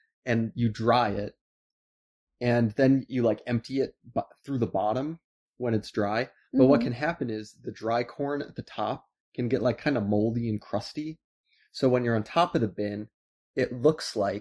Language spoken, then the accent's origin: English; Iowa, United States; moved away; I'm from Iowa